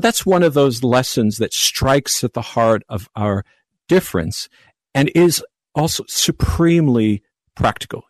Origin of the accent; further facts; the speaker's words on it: Long Island, New York, United States; now in Naperville, United States; I hail from Long Island, New York